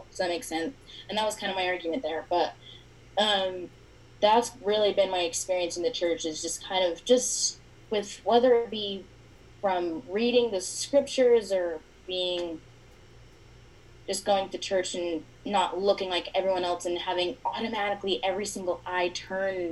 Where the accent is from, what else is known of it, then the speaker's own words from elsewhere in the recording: Layton, Utah, United States; I'm from Layton, Utah, born and raised here